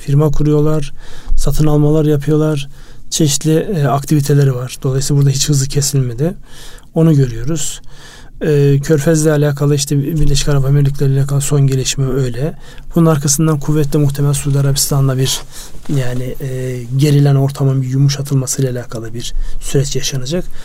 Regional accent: Turkey

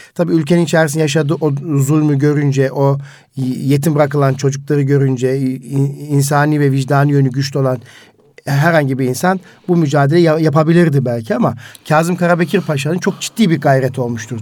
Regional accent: Karaman Province, Turkey

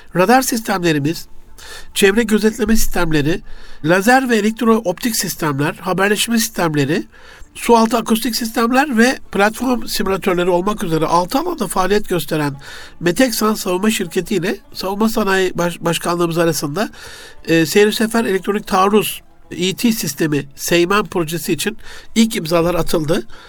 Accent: Gaziantep, Turkey; memleketim Gaziantep'te

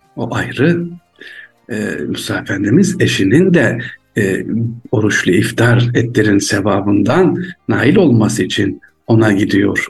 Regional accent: Aksaray Province, Turkey; also born or lived in Ankara; Aksaraylıyım üniversitede okuyorum Ankara Üniversitesi.

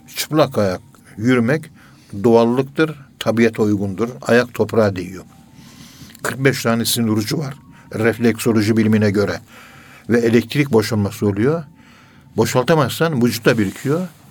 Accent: Ankara, Turkey; Ankara'nın yerlisiyim ben. Ee, Kayabaşı Mahallesi, Direkli Sokak'ta oturuyoruz.

